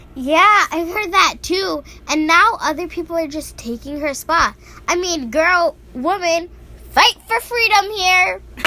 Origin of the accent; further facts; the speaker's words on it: New York, United States; We grew up in New York together